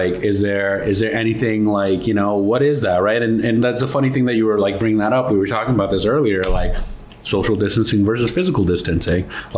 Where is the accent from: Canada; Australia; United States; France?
Canada; Mississauga, Ontario; I'm from Toronto, Mississauga.